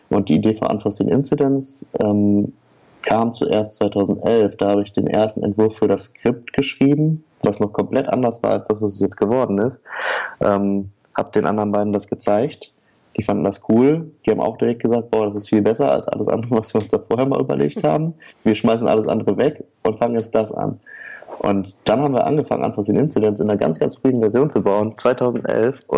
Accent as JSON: {"language": "German", "town": "Oer-Erkenschwick", "region": "North Rhine-Westphalia", "country": "Germany", "said": "Also wir, wir kennen uns, äh, weil wir alle aus der gleichen Stadt kommen. Wir kommen nämlich alle aus Oererkenschwick. Das ist eine kleine Stadt am Rande des nördlichen Ruhrgebiets."}